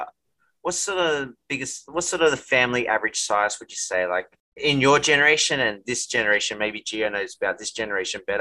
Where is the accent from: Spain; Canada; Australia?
Australia; Growing up in Australia, I loved it